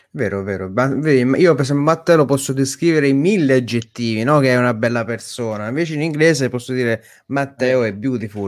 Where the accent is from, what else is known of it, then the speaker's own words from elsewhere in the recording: Naples, Campania, Italy; Io sono napoletano, io sono... rimango napoletano